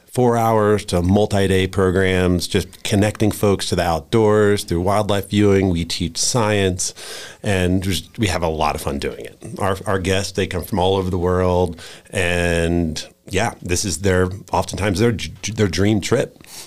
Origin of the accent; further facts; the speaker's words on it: Virginia, United States; also born or lived in Florida; now in Wyoming, United States; so I'm a transplant to Wyoming, so I came out from Virginia via Florida in 02.